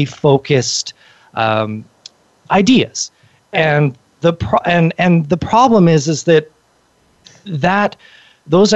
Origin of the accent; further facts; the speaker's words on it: Canada; I'm from Canada